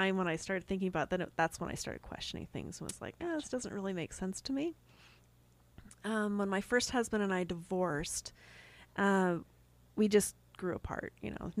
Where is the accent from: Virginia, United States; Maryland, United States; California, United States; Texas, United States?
California, United States; also born or lived in Long Beach, California / Salt Lake City, Utah / Payson, Utah / Goshen, Utah; now in Utah, United States; I grew up mostly in California. We moved out to Salt Lake City for a few years.